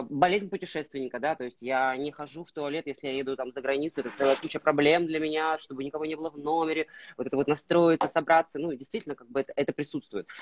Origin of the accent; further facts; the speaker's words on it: Russian Far East, Russia; moved away; я, э, родом, э, с Дальнего Востока